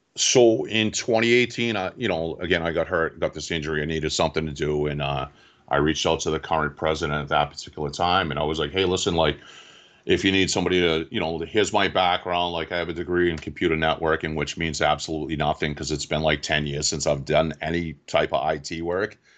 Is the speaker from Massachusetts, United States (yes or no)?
yes; Quincy, Massachusetts, United States; I grew up in Quincy, Mass